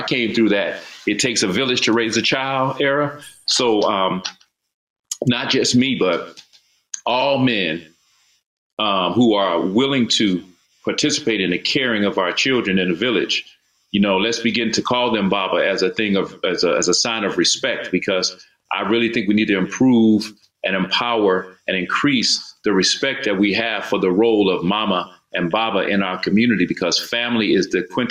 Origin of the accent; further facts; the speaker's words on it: Mobile, Alabama, United States; born there; now in Atlanta, United States; I was born in Mobile, Alabama, but my father was in the military. So I've lived and moved all around the world.